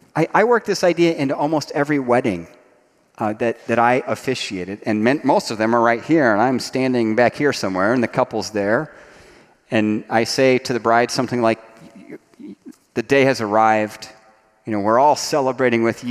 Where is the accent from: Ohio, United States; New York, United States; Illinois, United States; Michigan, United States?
Ohio, United States; Dayton; I grew up in Dayton, Ohio, in the shadow of Wright Patterson Air Force Base.